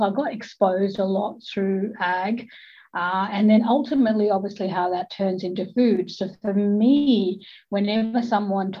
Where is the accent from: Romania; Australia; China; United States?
Australia